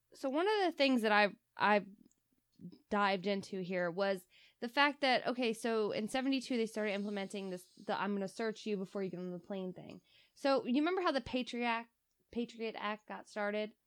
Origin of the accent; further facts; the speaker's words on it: Delaware, United States; we're from Delaware